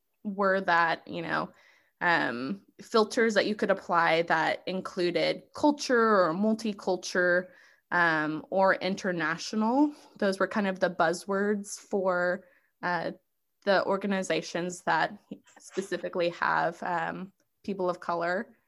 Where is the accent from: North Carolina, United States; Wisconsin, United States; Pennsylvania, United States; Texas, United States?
Texas, United States; I am from Texas. That's where I'm going to school and have been living for the past, you know, 10 years or so.